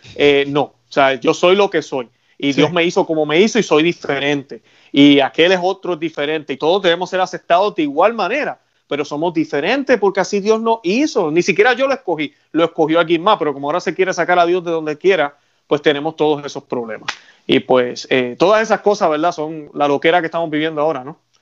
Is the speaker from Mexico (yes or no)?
no; Puerto Rico; yo que soy puertorriqueño